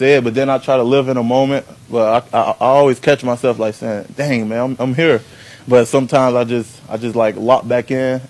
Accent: Miami, Florida, United States; growing up in Miami

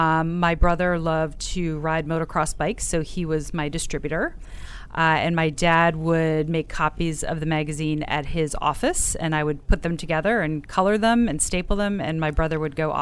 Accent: South Orange, New Jersey, United States; I'm from South Orange, New Jersey.

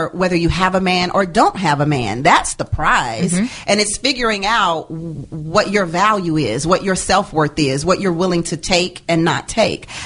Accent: Houston, Texas, United States; I'm from Houston, Texas

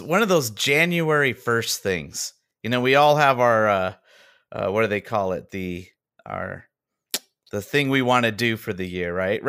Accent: Southern California, United States; I am from Southern California.

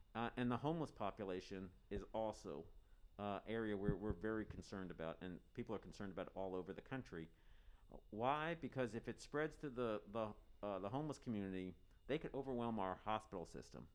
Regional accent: Harrisburg, Pennsylvania, United States; now in Santa Cruz, United States; I grew up in Harrisburg, Pennsylvania

